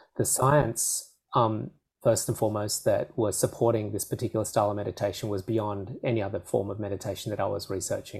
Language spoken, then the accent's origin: English; Australia; I'd speak too quickly as an Aussie